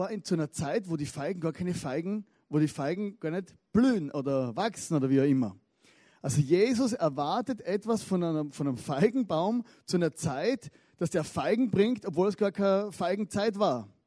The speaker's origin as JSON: {"language": "German", "region": "Styria", "country": "Austria", "said": "Ich komme aus der Steiermark, das wisst ihr ja."}